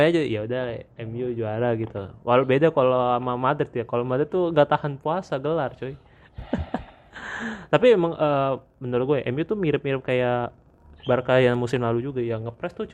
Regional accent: Jakarta, Indonesia; accent: Jaksel; gara-gara gua, gua main ke Jaktim nih bahasa gua jadi hancur logat Jaksel gua hilang.

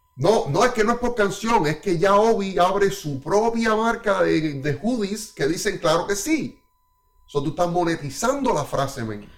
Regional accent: Cuba; now in Canada; mi niñez en Cuba

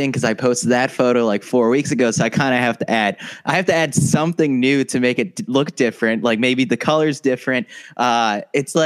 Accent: New York, United States; I'm from New York

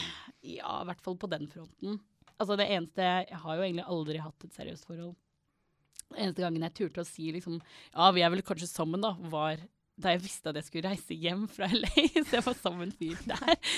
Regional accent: Norway; also born or lived in United States; Jeg er norsk

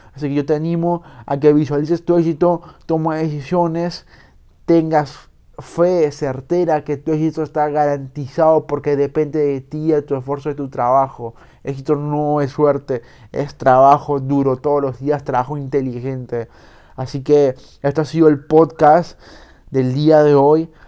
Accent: Peru

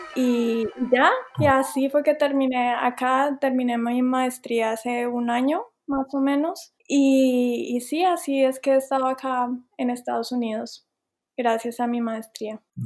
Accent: Colombia; moved away as an adult; also born or lived in Bogotá / Savannah, United States; now in United States; yo soy colombiana

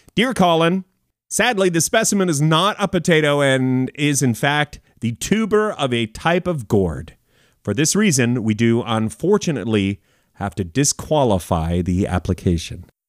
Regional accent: Canada; I'm a Canadian, uh, fellow

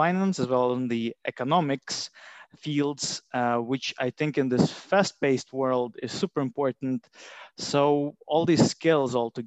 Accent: Latvia; moved away as an adult; also born or lived in Durham, United Kingdom; now in London, United Kingdom; I am from Latvia.

